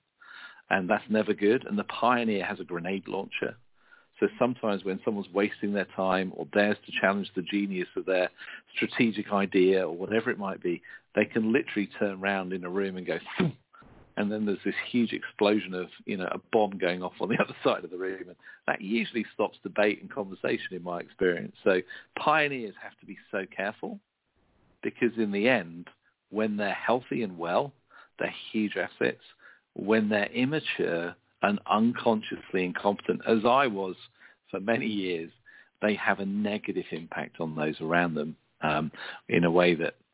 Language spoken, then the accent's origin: English; United Kingdom; being a Brit